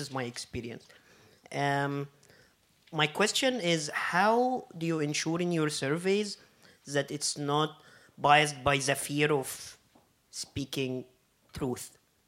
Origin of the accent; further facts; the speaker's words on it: Egypt; English is a second language; now in Berlin, Germany; I'm …. I'm from Egypt, living in Berlin.